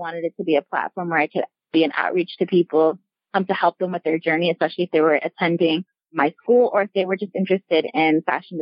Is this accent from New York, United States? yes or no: yes; Westchester, New York, United States; I'm originally from New York, Westchester, New York to be exact.